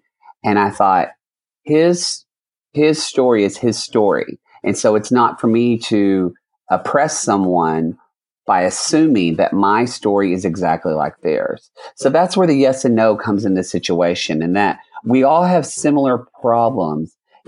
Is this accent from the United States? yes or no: yes; Oklahoma, United States; I grew up in Oklahoma